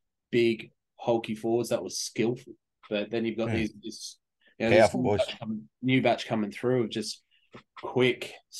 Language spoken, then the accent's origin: English; New South Wales, Australia; I came from New South Wales bush footy, where you had a lot of Indigenous players.